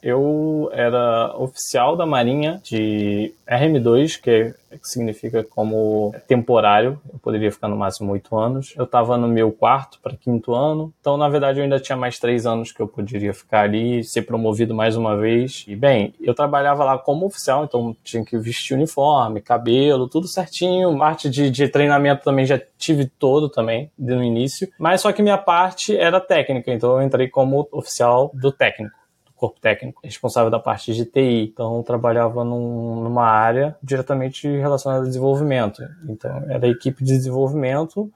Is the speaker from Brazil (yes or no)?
yes; Rio de Janeiro, Brazil; eu sou do Rio de Janeiro